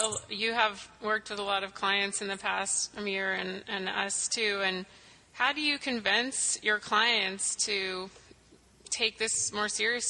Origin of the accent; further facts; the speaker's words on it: Tennessee, United States; moved away; We're both actually from Tennessee, so we're very familiar with that.